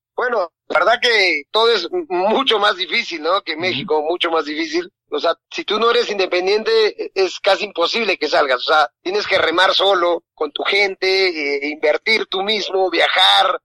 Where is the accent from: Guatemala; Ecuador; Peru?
Peru; yo soy cholo peruano, muy orgulloso